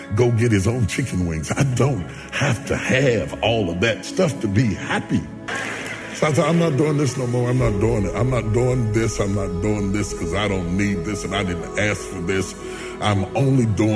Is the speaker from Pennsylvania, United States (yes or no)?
no; West Virginia, United States; I'm a country boy. I'm from West Virginia